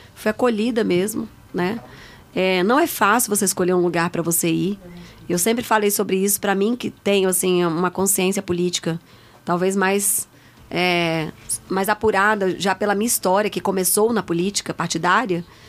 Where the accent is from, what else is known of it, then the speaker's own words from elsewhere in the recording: Brasília, Federal District, Brazil; Nasci em Brasília. Sou filha de nordestinos, meus pais